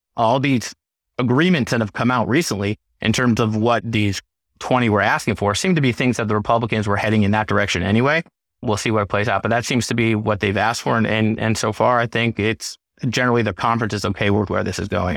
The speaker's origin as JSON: {"language": "English", "town": "St. Louis", "region": "Missouri", "country": "United States", "tie": "born or raised there", "also_born_or_lived": "Gush Etzion, Israel / Washington, D.C.", "moved": "as an adult", "said": "I grew up in Saint Louis"}